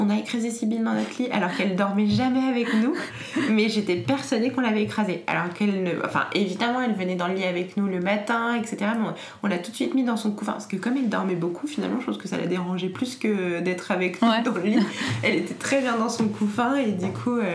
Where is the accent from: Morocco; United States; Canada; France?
France; Paris, Île-de-France; born there; also born or lived in Normandy / Martinique / Alsace; je suis née à Paris, mais j'ai pas mal déménagé dans ma vie. Je suis allée en Normandie, en Martinique, en Alsace et je suis revenue à Paris.